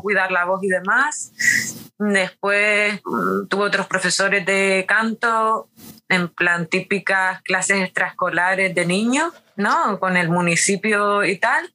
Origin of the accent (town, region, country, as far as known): Canary Islands, Spain; born or raised there; moved away as an adult; also born or lived in Sweden / New York